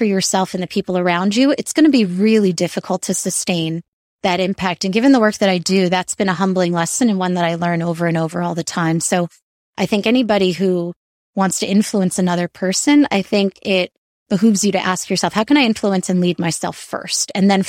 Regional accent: New York, United States; And I find also nature always, especially as a New Yorker, I try to escape to nature whenever I can.

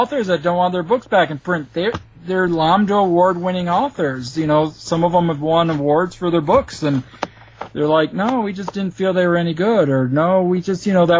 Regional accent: Michigan, United States; I'm from Michigan

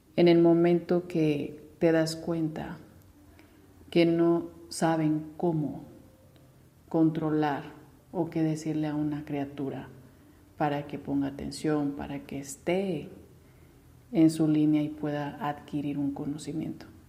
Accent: Mexico

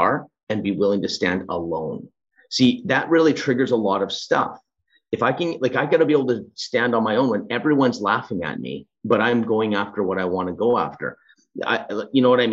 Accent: Edmonton, Alberta, Canada; I was born in the Edmonton city.

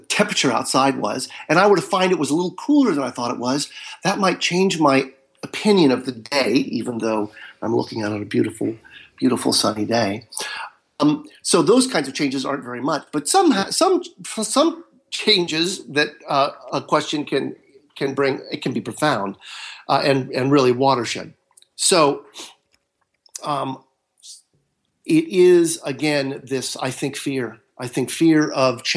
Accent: Marin County, Northern California, United States; now in Southern California, United States; I live in Southern California, and I was raised in Northern California in Marin County.

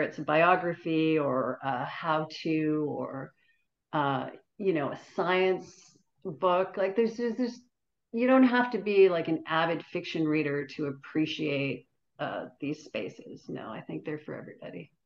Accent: Toronto, Ontario, Canada; we grew up in North York, and at the North York Public Library

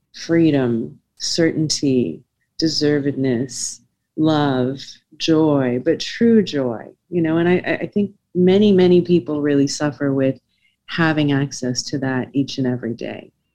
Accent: South Africa; I was born in South Africa during a, a, very turbulent time during apartheid.

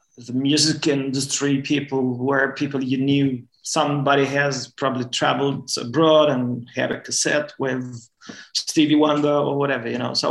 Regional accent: northern Romania, Romania; moved away; also born or lived in Norway; I'm born in a city north in Romania, north part of Romania

